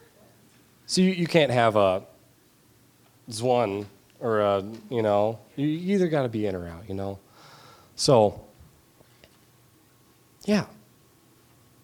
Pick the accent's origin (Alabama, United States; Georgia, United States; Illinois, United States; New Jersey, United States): Georgia, United States; now in St. Paul, United States; I'm from Georgia. Nothing freezes there.